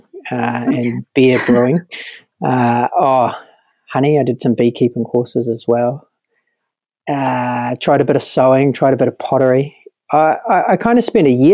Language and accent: English; New Zealand